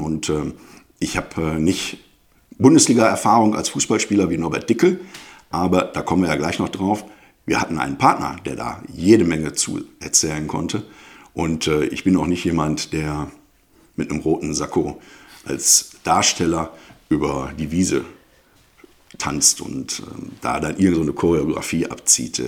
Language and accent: German; Duisburg, North Rhine-Westphalia, Germany; also born or lived in Münster; ich bin gebürtiger Duisburger, genauer gesagt im Krankenhaus in Hochfeld. Aufgewachsen bin ich in Duisburg-Düssern